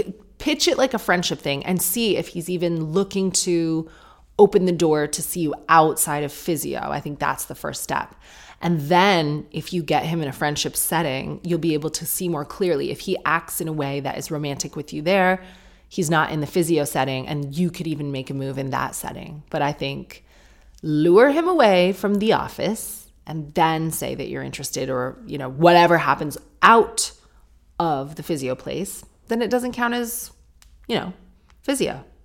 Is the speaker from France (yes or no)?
yes; France; now in London, United Kingdom; I am British, but I moved to London from France, where I grew up a decade ago, and it was the best decision I ever made.